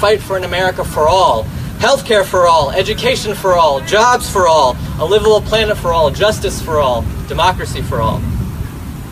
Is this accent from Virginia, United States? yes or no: yes; Virginia, United States; I grew up in Virginia